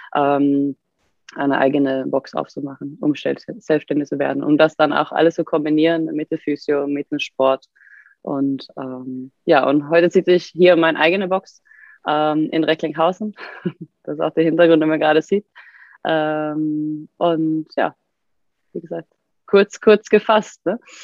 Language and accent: German; Sweden; German is a second language; moved away as an adult; now in Germany; als Schwedin